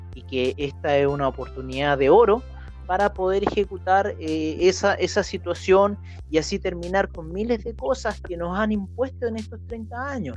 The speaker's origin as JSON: {"language": "Spanish", "country": "Chile"}